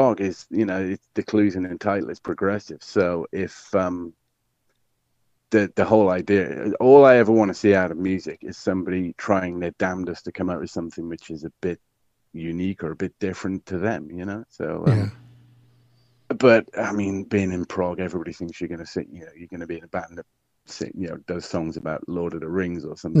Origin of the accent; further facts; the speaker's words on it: Welsh, Wales, United Kingdom; I'm Welsh, not Irish.